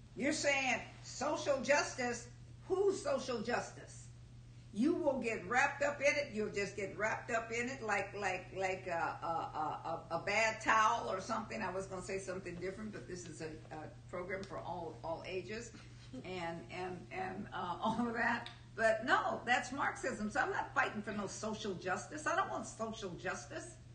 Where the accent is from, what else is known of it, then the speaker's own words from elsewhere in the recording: United States; I am an American. I'm a United States citizen.